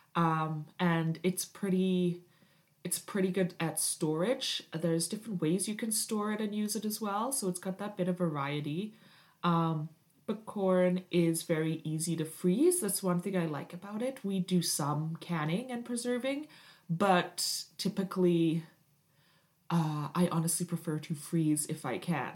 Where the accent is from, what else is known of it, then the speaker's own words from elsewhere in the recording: United Kingdom; now in Canada; I am Canadian, but I did grow up in Britain